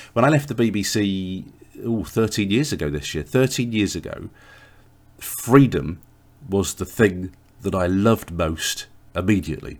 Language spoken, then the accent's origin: English; England, United Kingdom; as an Englishman